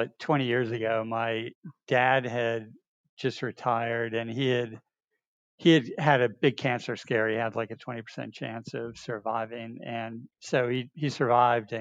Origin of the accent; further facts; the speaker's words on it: north of New York City, United States; I grew up in New York, north of New York City, far enough north that we had a ski team.